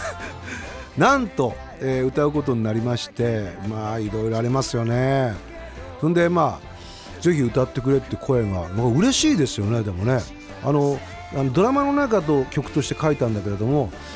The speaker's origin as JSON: {"language": "Japanese", "region": "Miyagi", "country": "Japan", "tie": "born or raised there", "said": "自分のあの故郷の、えー、宮城"}